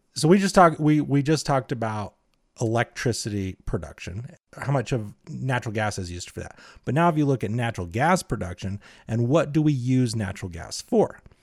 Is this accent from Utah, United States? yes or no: yes; Utah, United States; I am from Utah